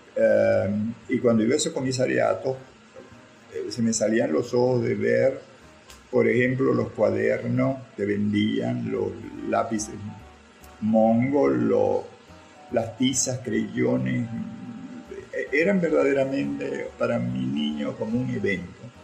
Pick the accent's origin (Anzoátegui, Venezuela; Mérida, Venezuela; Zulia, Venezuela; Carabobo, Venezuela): Zulia, Venezuela; Maracaibo; nací donde nací, que fue en Vallefríos